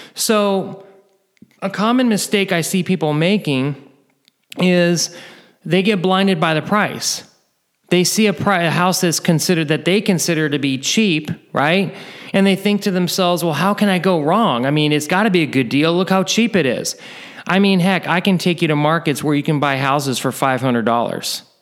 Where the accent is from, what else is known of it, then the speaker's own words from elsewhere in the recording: near Oakland, Northern California, United States; I'm originally from Northern California, not too far from Oakland